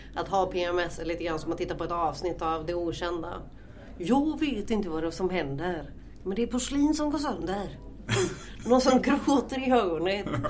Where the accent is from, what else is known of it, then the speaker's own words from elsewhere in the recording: Norrland, Sweden; vi är riktiga jävla norrlänningar